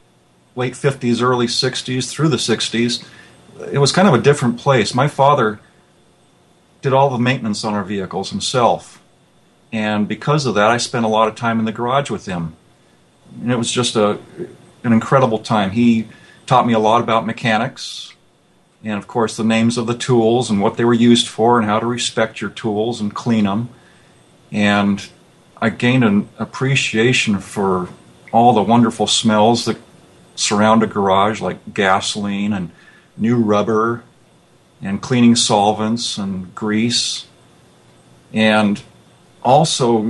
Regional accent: Los Angeles, California, United States; I was born in San Fernando Valley, out here in California, and raised there. And today I live about 40 miles away, so I've never really left the area.

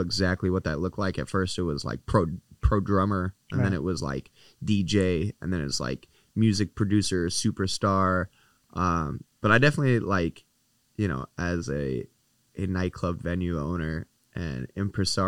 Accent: Canada; as a Canadian

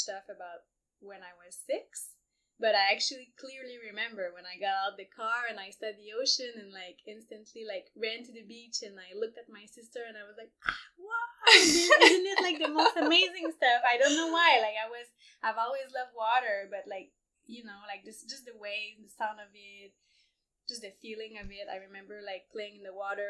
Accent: Montreal, Quebec, Canada; moved away as an adult; also born or lived in Ecuador / El Salvador / Indonesia; I grew up in Montreal

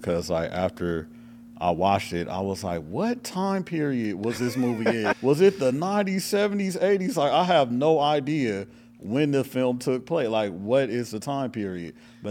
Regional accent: Los Angeles, California, United States; You know, I am from Hollywood. I'm from L.A.

